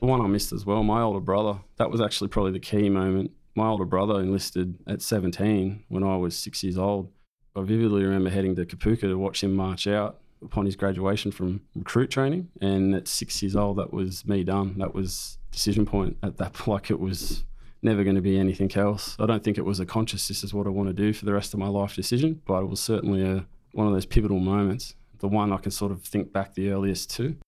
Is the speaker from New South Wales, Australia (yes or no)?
yes; Raymond Terrace, New South Wales, Australia; also born or lived in Camperdown, Sydney; Moved to Raymond Terrace shortly after that. My father discharged from the Air Force out at Williamstown, and we settled in Raymond Terrace, which is a town nearby, and I grew up there